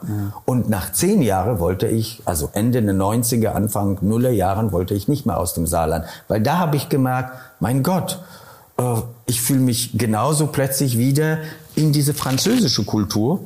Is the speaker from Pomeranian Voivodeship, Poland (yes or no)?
no; Kolonowskie, Opole Voivodeship, Poland; German is a second language; moved away as an adult; also born or lived in Daun; now in Saarbrücken, Germany; Ich bin in einem kleinen Ort, Kolonowski, zweieinhalbtausend äh, Einwohner geboren